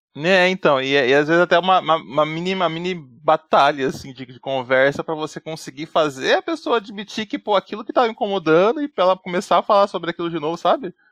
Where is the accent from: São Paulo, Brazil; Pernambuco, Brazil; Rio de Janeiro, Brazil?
São Paulo, Brazil; tenho 85 anos, sou também de São Paulo